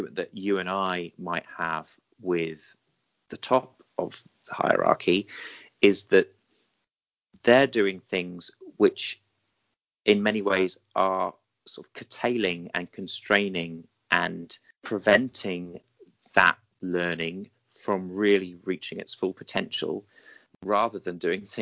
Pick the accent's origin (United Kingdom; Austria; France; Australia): United Kingdom; I'm British